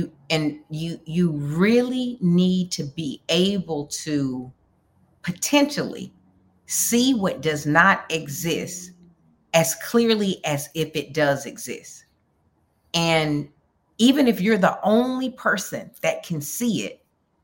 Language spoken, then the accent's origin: English; Alabama, United States; also born or lived in Minneapolis; now in New York, United States; somebody who's originally from Alabama